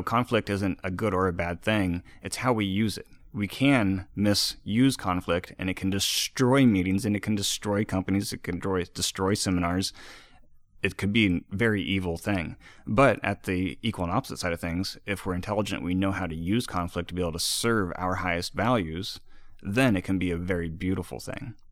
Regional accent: Iowa, United States; moved away; also born or lived in East Coast; I'm from the Midwest. I'm from Iowa

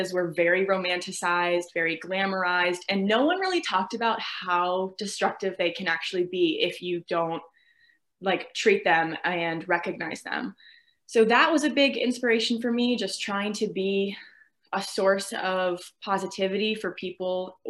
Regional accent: Virginia, United States; I'm 22. I'm from Virginia

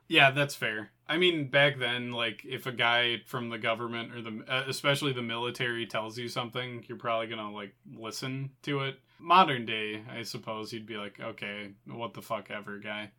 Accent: United States; as an American

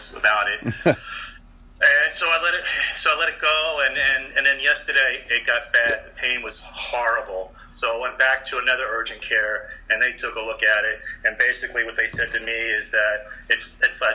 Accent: New York City, New York, United States; moved away as an adult; also born or lived in Somers, New York / Denver, Colorado; now in Southern California, United States; I'm a native New Yorker. Been gone a long time, but I was born and raised in Sunnyside, Queens

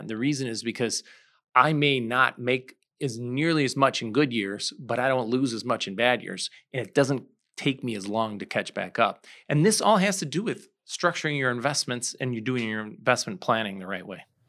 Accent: St. Charles, Illinois, United States; I grew up in Saint Charles.

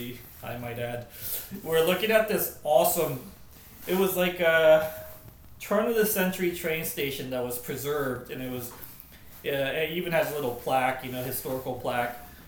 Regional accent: Japan; now in United States; my home country of Japan

